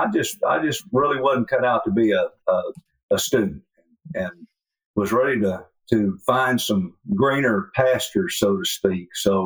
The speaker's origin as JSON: {"language": "English", "town": "Austin", "region": "Texas", "country": "United States", "tie": "born or raised there", "said": "I'm a city boy. I was born in Austin, raised in Austin, graduated from the Big Austin High School, went to the University of Texas. Had a wonderful storybook life in the 50s, growing up in West Austin on Lake Austin"}